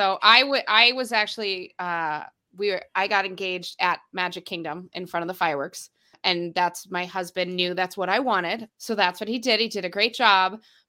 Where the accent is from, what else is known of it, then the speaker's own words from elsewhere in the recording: Canada; I'm Canadian